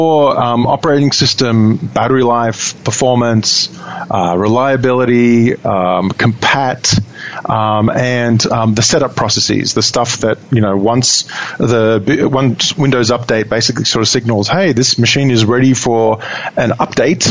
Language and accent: English; Sydney, New South Wales, Australia; accent: Australian; moved away as an adult; now in Seattle, United States; Aussie boy, born and bred in Sydney, Australia.